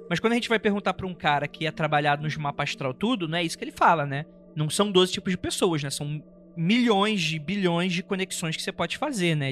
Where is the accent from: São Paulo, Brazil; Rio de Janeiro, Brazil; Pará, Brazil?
Rio de Janeiro, Brazil; eu nasci no Rio de Janeiro